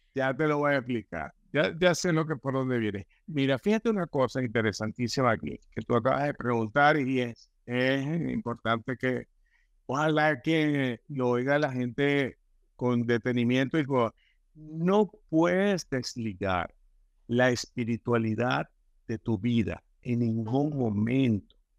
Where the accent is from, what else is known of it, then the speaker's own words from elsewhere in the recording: Venezuela; decimos en Venezuela